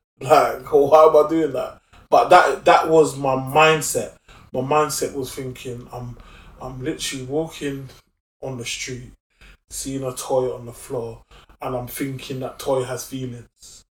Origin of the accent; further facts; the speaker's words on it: Brixton, London, United Kingdom; Yes, so I was born in Moorland Estate